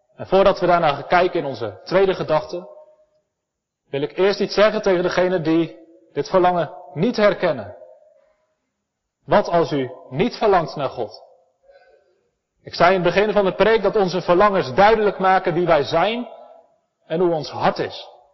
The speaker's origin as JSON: {"language": "Dutch", "town": "Elspeet", "region": "Gelderland", "country": "Netherlands", "said": "ik kom uit Elspet. We hebben prachtige bossen vol met herten"}